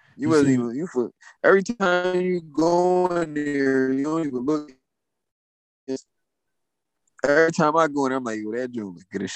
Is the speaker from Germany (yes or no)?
yes; Frankfurt, Hesse, Germany; I'm from Frankfurt.